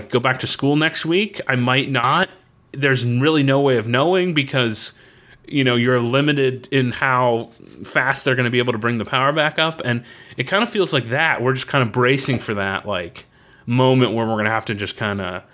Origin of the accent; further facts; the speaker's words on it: Florida, United States; When we grew up in Florida